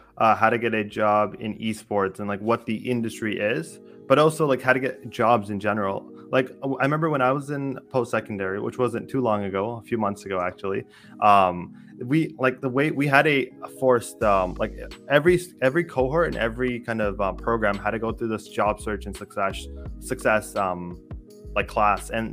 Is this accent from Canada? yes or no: yes; Canada; I'm Canadian